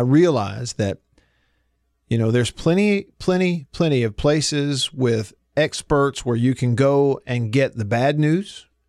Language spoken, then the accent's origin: English; Russellville, Alabama, United States; also born or lived in Prattville; And we did move in the middle of my eighth grade year from the town I grew up in Russellville. We moved to Prattville. So I went to all 4 years of high school there.